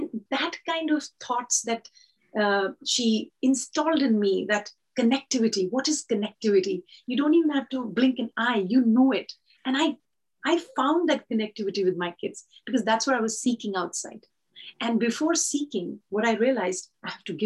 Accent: India; I come from India

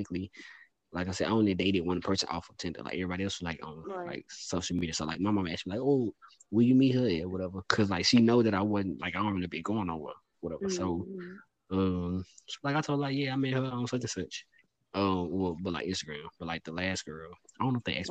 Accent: Louisiana, United States; moved away as an adult; I'm from Louisiana

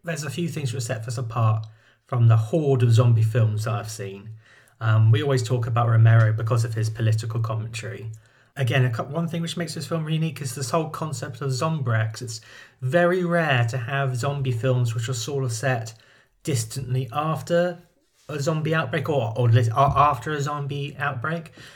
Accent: United Kingdom; I'm a Brit

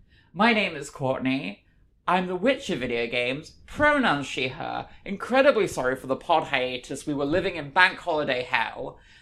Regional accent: United Kingdom; It's the pains of being British.

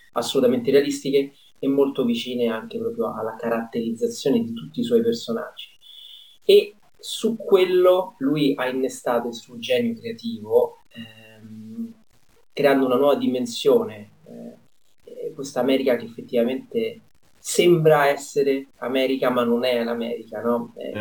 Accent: Rome, Lazio, Italy; da romano

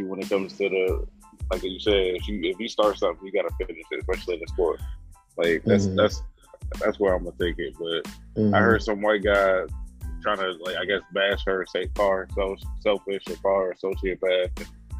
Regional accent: Baltimore, Maryland, United States; And I'm from Baltimore, to where like you didn't have to keep up with the dozens of people, so like you had to be quick with it.

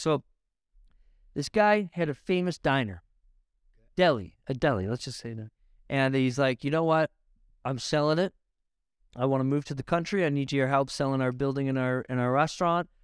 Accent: Niagara, Ontario, Canada; I'm from Niagara. I'm from wine country.

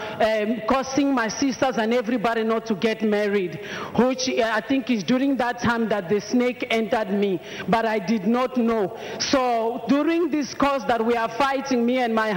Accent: Mozambique; now in South Africa; I'm originally from Mozambique, but I live in South Africa.

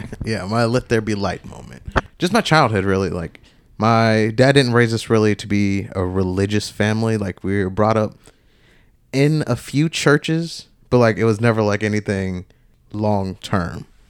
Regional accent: Georgia, United States; moved away as an adult; also born or lived in Tennessee; back down to Georgia, my hometown.

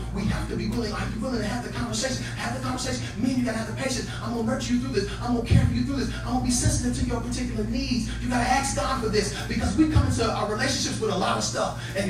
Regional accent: Chicago, Illinois, United States; I grew up on the South Side of Chicago.

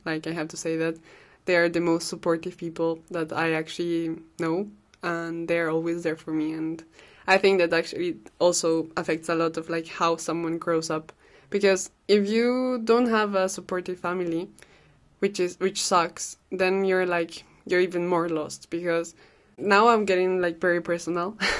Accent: Cajamarca, Peru; first language Spanish; English is a second language; now in Brussels, Belgium; I'm a Peruvian girl living in Brussels. I come from Cajamarca. It's an amazing city in the Andes of Peru.

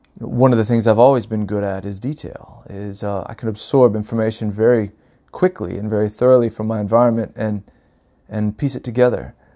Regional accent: North Carolina, United States; moved away as an adult; now in Oregon, United States; I was born and raised in North Carolina, uh, back in nineteen seventy-eight

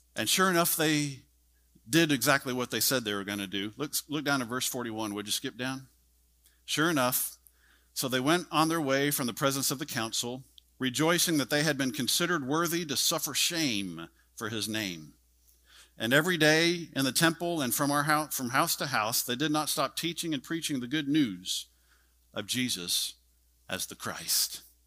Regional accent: Texas, United States; I'm a Texan

